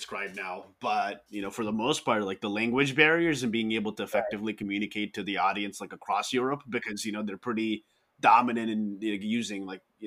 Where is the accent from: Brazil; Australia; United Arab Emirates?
United Arab Emirates; Dubai; now in United States; I was born and raised in Dubai